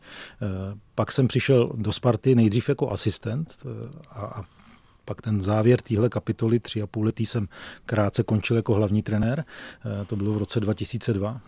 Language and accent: Czech; Plasy, Plzeň Region, Czechia; já pocházím, eh, z Plzeňska, narodil jsem se v Plzni, ale vyrůstal jsem kousek, eh, v městečku vedle Plzně, v městečku Plasy